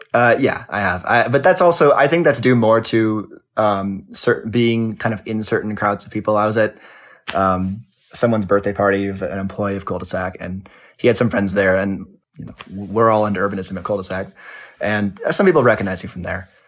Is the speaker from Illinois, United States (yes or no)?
no; Los Angeles, California, United States; I grew up in Los Angeles